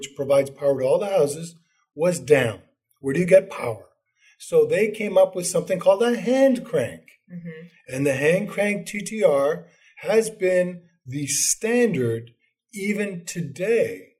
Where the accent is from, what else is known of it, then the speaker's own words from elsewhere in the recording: Canada; moved away; I'm originally from Canada